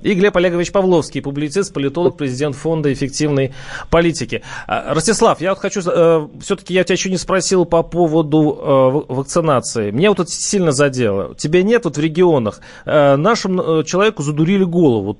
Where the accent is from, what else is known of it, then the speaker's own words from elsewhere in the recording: Moscow, Russia; мы, москвичи